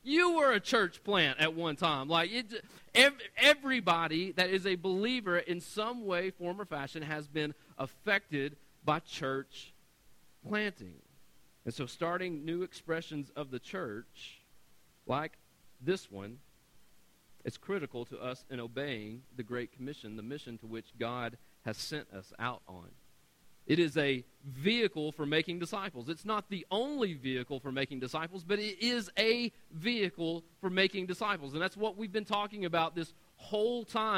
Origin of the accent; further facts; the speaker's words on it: Knoxville, Tennessee, United States; I'm right outside of Knoxville, Tennessee